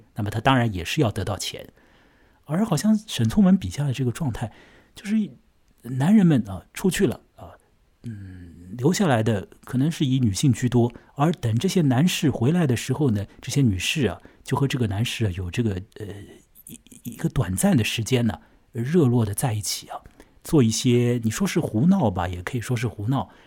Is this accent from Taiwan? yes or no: no; an island within Shanghai, China; 我的老家嘛，也在水边嘛，我现在就在岛上嘛